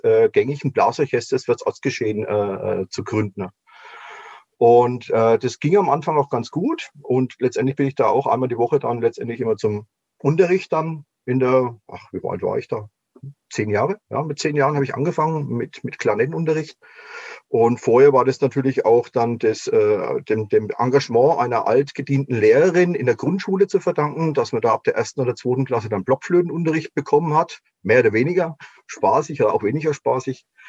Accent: near Würzburg, Bavaria, Germany; ich bin ja aufgewachsen letztendlich in der Nähe von Würzburg in Pfalzöchheim

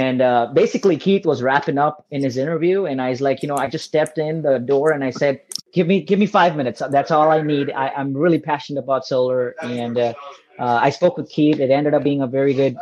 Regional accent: India; moved away as an adult; also born or lived in Michigan, United States; now in United States; I'm actually originally from India. Came to the States in 2013 for my graduate degree

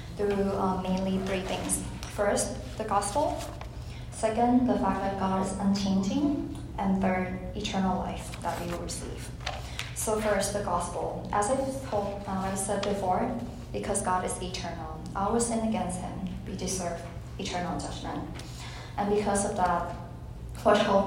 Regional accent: Thailand; moved away as an adult; also born or lived in Virginia, United States; now in United States; I'm from Thailand. Thailand is a Buddhist country. I grew up in a Buddhist home. And when I came to college in America

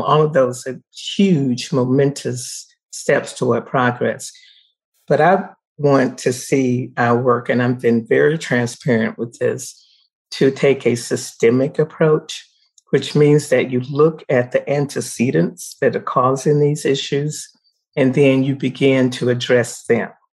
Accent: the South, United States; now in Colorado, United States; I grew up in the South during the times of segregation

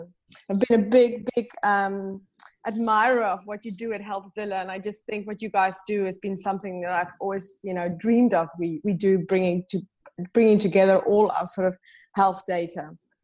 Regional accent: South Africa; moved away as an adult; also born or lived in United Kingdom / Denmark / San Francisco; now in Copenhagen, Denmark; So these days I am almost Australian. but I'm actually originally from South Africa, but I've spent most of my career outside of my home country. I've lived in the UK, I've lived in Denmark, then I lived in San Francisco for a period, and then moved back to Denmark a couple of years ago.

